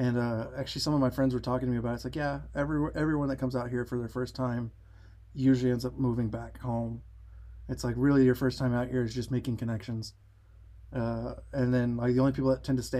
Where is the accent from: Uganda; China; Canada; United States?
United States; Texas; moved away as an adult; also born or lived in Los Angeles; now in Wisconsin, United States; I came from Texas, which is good ways from here